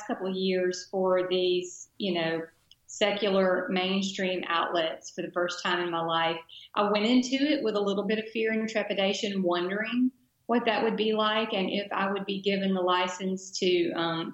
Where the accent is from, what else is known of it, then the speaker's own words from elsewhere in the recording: Dothan, Alabama, United States; my hometown daily newspaper, great guy named Bill Perkins. The Dothan Eagle